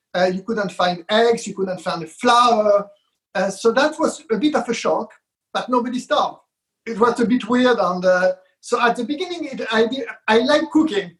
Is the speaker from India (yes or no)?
no; France; moved away as an adult; also born or lived in Israel; now in London, United Kingdom; I was brought up in France. I was born in Israel uh, and I've been in, uh, in London for now over 30 years, and that's my home here